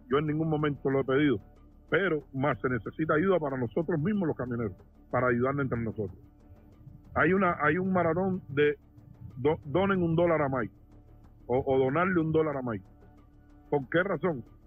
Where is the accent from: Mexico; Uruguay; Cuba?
Cuba; now in Florida, United States; soy cubano, vivo en Florida.